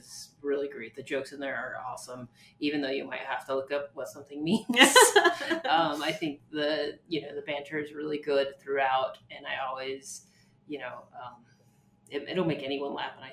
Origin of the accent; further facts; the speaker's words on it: New Mexico, United States; growing up in New Mexico, I think a lot of people are Catholic